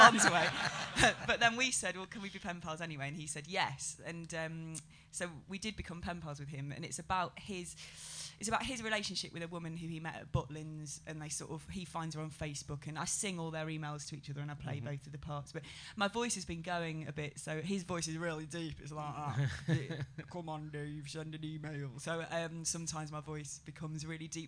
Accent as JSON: {"language": "English", "area": "Derbyshire", "region": "East Midlands", "country": "United Kingdom", "moved": "yes", "lives_now": "London, United Kingdom", "said": "I'm from Derbyshire"}